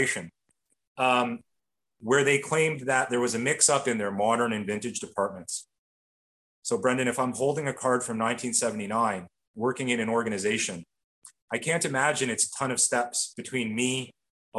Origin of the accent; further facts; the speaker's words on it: Canada; as a Canadian